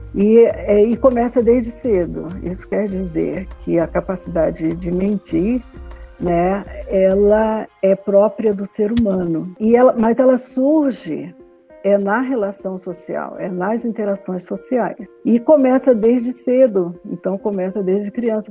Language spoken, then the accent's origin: Portuguese; Rio de Janeiro, Brazil; eu sou do Rio de Janeiro